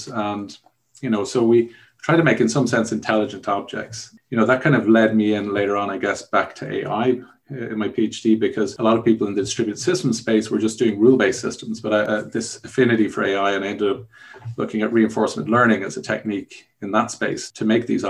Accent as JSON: {"language": "English", "town": "Dublin", "region": "Leinster", "country": "Ireland", "tie": "born or raised there", "also_born_or_lived": "Germany", "said": "I actually grew up in Dublin. I'm from Ireland, Dublin in Ireland"}